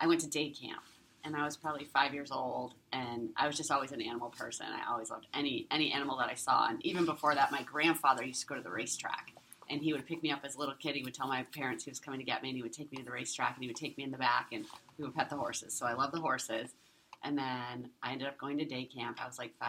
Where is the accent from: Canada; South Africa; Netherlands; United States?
United States; Ohio; my trainers as a kid, and including Laddie Anda Hazy and a lot of other people growing up in Ohio.